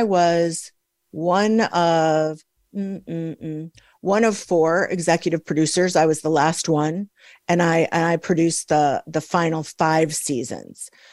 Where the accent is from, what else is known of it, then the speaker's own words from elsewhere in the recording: Midwest, United States; I'm from the Midwest